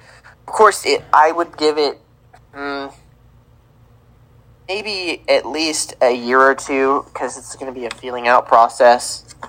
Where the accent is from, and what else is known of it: Kansas City, Missouri, United States; born or raised there